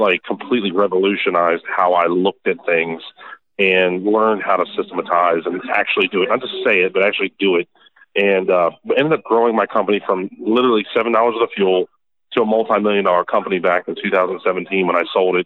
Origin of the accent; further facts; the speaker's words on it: Annapolis, Maryland, United States; we're from Maryland, uh, Annapolis, Maryland, right by the Naval Academy